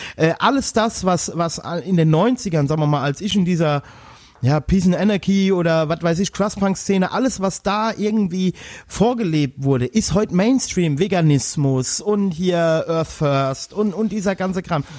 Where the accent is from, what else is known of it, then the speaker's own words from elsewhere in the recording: Westerwald, Rhineland-Palatinate, Germany; bei uns im Westerwald